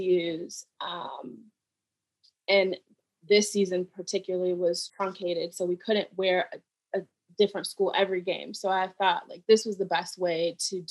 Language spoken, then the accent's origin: English; Cleveland, Ohio, United States; moved away; I'm from Cleveland